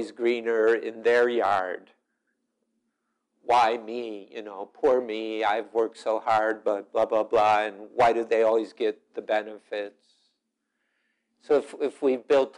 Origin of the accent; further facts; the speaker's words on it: Chicago, Illinois, United States; now in Wisconsin, United States; I'm from Chicago, and we've got Rahm Emanuel, though I live in Wisconsin